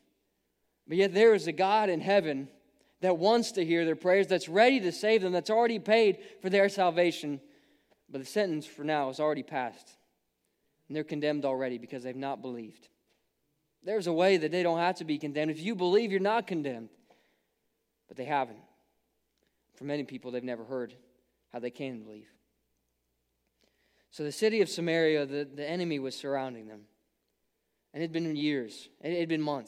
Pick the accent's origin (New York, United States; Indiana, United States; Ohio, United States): Ohio, United States; I grew up in Ohio